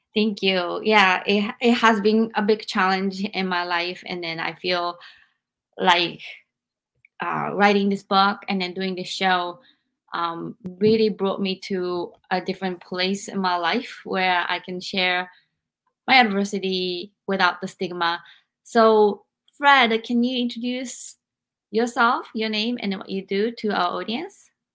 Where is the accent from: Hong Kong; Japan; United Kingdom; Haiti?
Japan; now in United States; I experienced all of this growing up in Japan. And I came to America